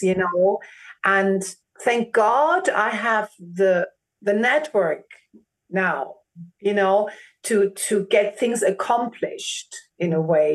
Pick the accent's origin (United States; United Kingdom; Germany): Germany; first language German; English is a second language; I'm a Greek born in Germany and my first language actually is German